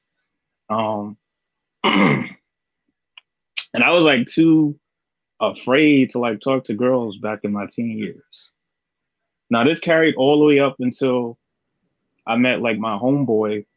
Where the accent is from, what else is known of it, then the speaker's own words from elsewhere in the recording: New Jersey, United States; I'm from Jersey and like, you know, I was poor growing up